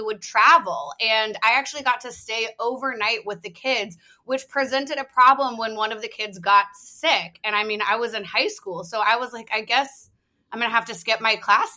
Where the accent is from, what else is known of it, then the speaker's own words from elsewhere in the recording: Nashville, Tennessee, United States; moved away; I grew up in Nashville